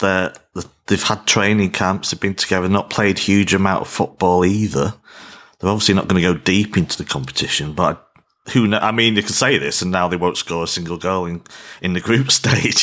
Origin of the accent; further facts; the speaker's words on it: England, United Kingdom; as an Englishman